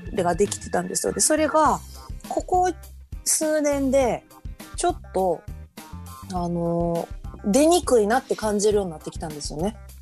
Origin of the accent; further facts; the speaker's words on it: Iga, Mie, Japan; moved away; also born or lived in Kyoto; 三重県の伊賀市というところ出身なんですが